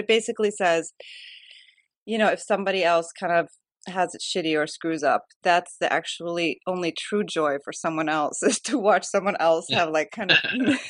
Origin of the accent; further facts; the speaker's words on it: outside of Chicago, Illinois, United States; now in Sweden; I am very Swedish. Good at accent. I'm born here, but I grew up in outside of Chicago. So we moved there when I was 7, and so I did like all my schooling there.